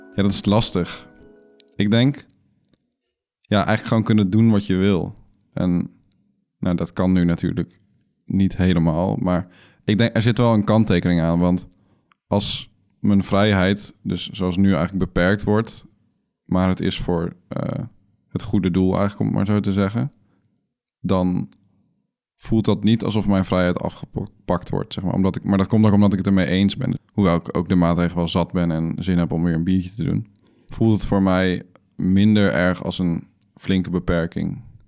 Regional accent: Netherlands; als Nederlanders

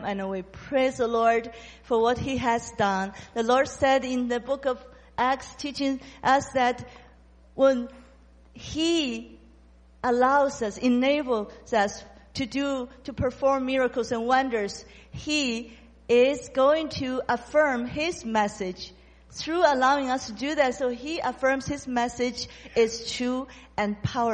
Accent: China; I'm from China

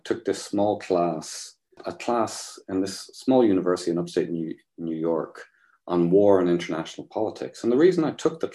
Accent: Ireland; growing up in Catholic Ireland

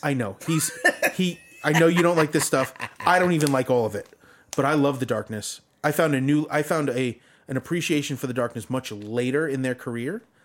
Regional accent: Long Island, New York, United States; I come from Long Island

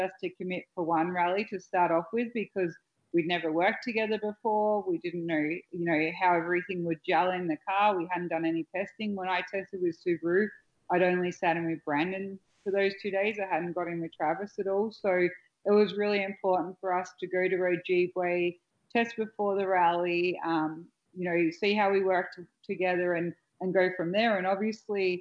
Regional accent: Australia; accent: Australian; My Australian accent and my tone is obviously different to other female voices you might hear.

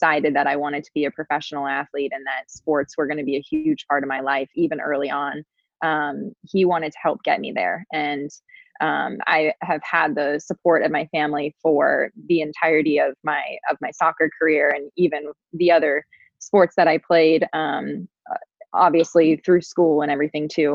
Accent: Cincinnati, Ohio, United States; I grew up in Cincinnati, Ohio, lived on a cul-de-sac

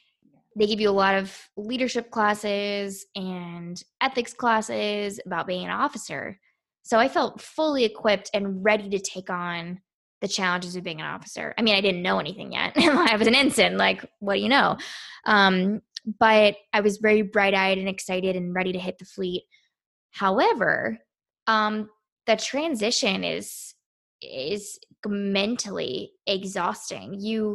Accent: Quantico, Virginia, United States; I grew up near Marines my entire life at Quantico.

